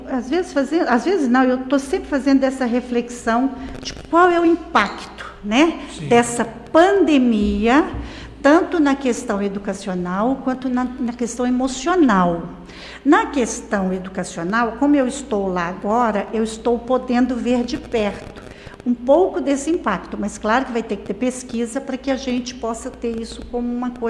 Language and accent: Portuguese; Caldas Novas, Goiás, Brazil; also born or lived in Morrinhos; Eu sou daqui